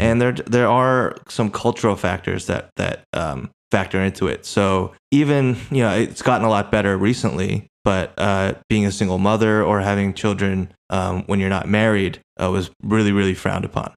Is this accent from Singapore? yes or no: no; United States; also born or lived in Korea; I was born in Korea and I was raised, uh, in America